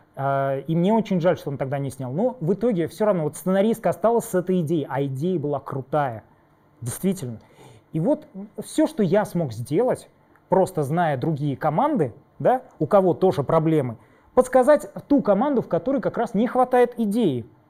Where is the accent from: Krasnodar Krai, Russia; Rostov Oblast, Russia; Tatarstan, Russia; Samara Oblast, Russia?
Tatarstan, Russia; я из, э, Татарстана